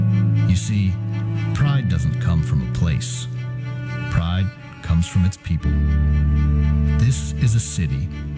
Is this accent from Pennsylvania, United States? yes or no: yes; Pittsburgh, Pennsylvania, United States; I'm from Pittsburgh